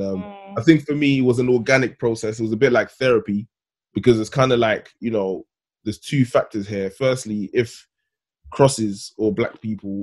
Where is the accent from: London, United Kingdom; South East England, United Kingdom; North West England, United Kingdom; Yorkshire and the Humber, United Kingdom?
London, United Kingdom; also born or lived in Ghana; I grew up in Thamesmead, which is basically Nigeria, and I'm from Ghana